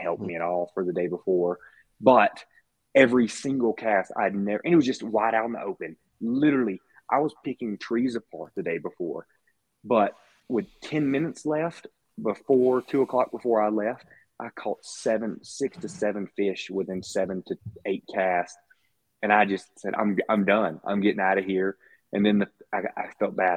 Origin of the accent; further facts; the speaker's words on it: Mississippi, United States; moved away; Growing up in Mississippi